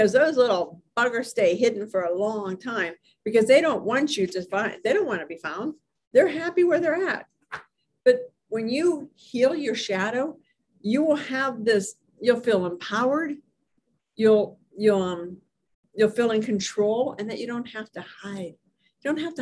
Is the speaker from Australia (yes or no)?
no; Hermitage, Pennsylvania, United States; in Hermitage, Pennsylvania, my hometown